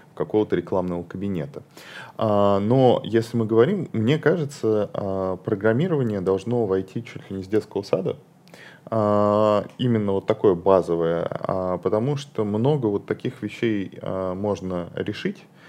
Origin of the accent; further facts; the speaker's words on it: Ryazan, Ryazan Oblast, Russia; moved away; я вообще, а, из Рязани, и порой, а, и мне туда надо к родителям съездить